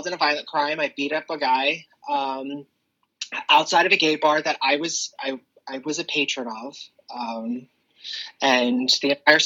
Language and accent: English; Claymont, Delaware, United States; I was raised in the area and I grew up on the streets of Claymont